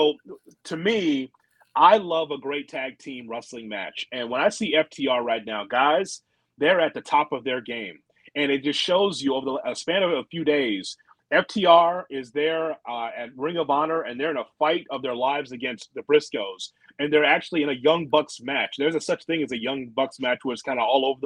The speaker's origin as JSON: {"language": "English", "town": "Chicago", "region": "Illinois", "country": "United States", "said": "I'm from Chicago"}